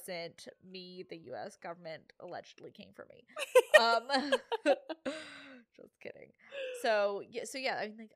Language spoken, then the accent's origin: English; Bermuda; I'm from Bermuda.